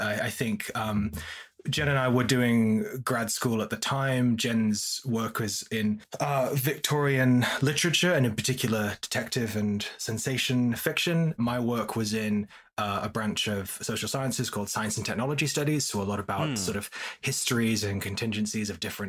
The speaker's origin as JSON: {"language": "English", "town": "Leeds", "region": "Yorkshire and the Humber", "country": "United Kingdom", "moved": "yes", "lives_now": "Oxford, United Kingdom", "said": "I'm from Leeds in the north, which is a great city"}